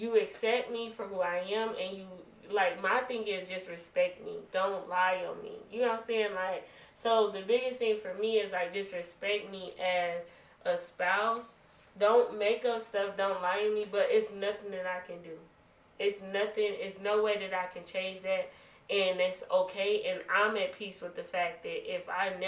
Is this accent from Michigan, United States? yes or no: yes; Detroit, Michigan, United States; I'm from a big town. I'm from Detroit.